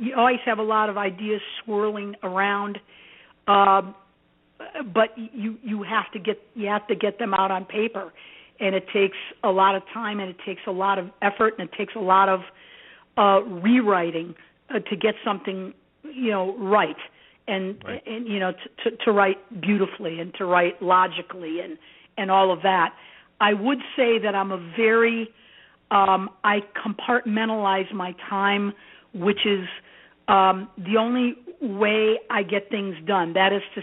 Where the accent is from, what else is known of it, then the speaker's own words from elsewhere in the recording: Gary, Indiana, United States; also born or lived in Athens, Greece / Merrillville, Indiana; I was raised by my adoptive family in Gary, Indiana